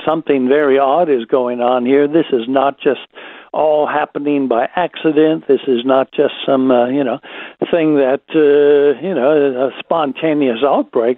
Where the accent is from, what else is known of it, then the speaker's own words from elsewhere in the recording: United States; moved away; It is my home country